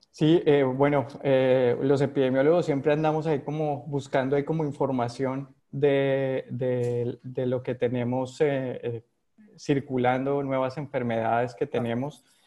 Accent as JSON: {"language": "Spanish", "country": "Colombia", "tie": "born or raised there", "accent": "Colombian", "moved": "as an adult", "lives_now": "Panama", "said": "yo nací en Colombia, como se ha notado ahí por mi, por mi acento"}